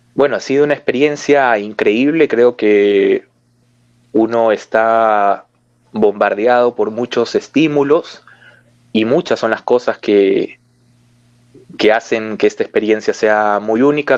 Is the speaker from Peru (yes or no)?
yes; Peru; en mi país